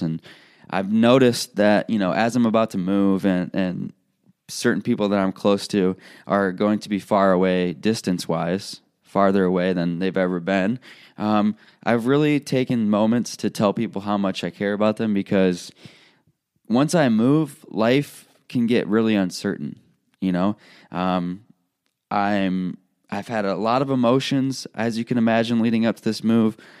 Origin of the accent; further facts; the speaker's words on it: Illinois, United States; moved away as an adult; also born or lived in Iowa; I'm leaving a place, my hometown, where I grew up.